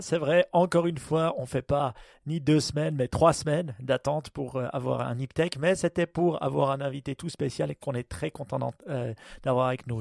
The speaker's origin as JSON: {"language": "French", "country": "Switzerland", "said": "nous, on est suisse"}